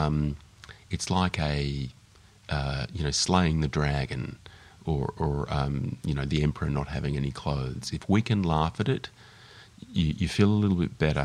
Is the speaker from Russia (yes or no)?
no; Melbourne, Victoria, Australia; I grew up in Melbourne